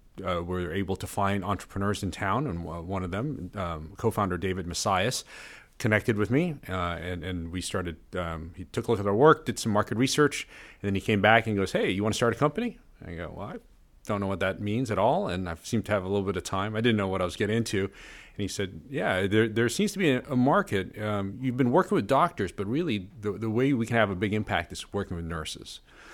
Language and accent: English; Malaysia; We went back to my home country of Malaysia.